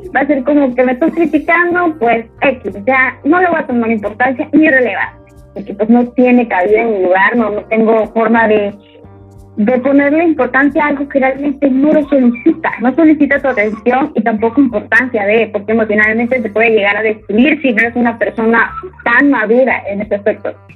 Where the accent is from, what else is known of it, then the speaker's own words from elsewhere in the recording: Comalcalco, Tabasco, Mexico; also born or lived in Paraíso; mi ranchito acá, tú sabes que yo soy de Comalcalco, Paraíso, ambas lugares